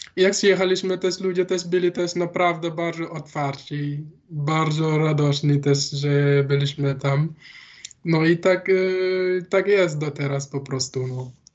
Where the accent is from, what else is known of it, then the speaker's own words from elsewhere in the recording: Dakar, Senegal; Polish is a second language; moved away as an adult; now in Wrocław, Poland; z Dakaru pochodzę.